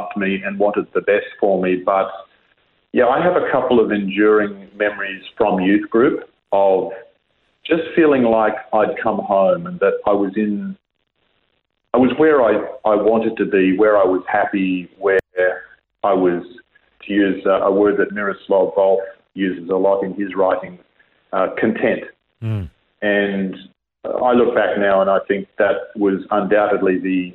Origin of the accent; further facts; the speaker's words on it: Brisbane, Queensland, Australia; moved away as an adult; now in New South Wales, Australia; born and raised in Brisbane